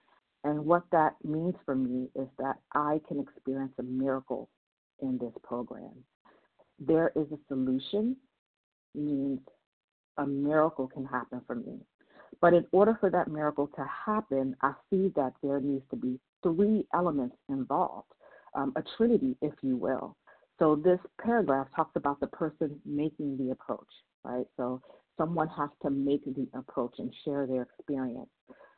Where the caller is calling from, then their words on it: Maryland, United States; I'm calling from Maryland.